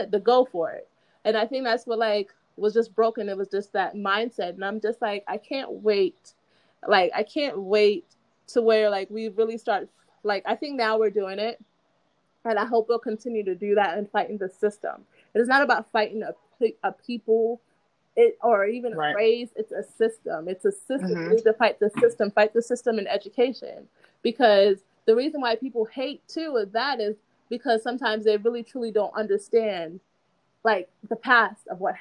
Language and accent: English; United States; also born or lived in Jamaica; I was born in Jamaica, but I was raised here